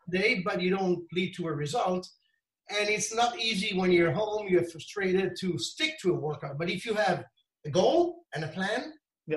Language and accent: English; Italy; Of course, I'm from Italy. Uh, always born here, lived here all the time